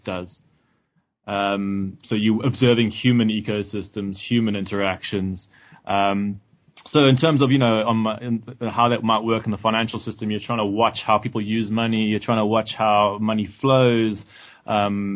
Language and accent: English; South Africa; moved away as an adult; I grew up in South Africa